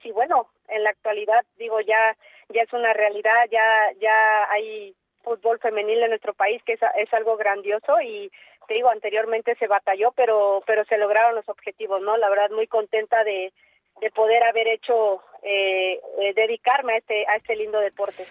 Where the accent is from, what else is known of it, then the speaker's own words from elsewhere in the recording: Mexico; en mi país